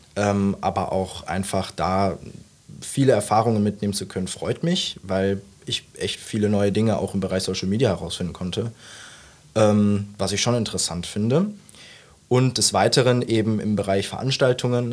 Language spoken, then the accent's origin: German; Mönchengladbach, North Rhine-Westphalia, Germany; moved away as an adult; now in Saarbrücken, Germany; Ich bin kein Saarländer. Ich äh, komme ursprünglich aus Mönchengladbach, also wohne da jetzt viele Jahre meines Lebens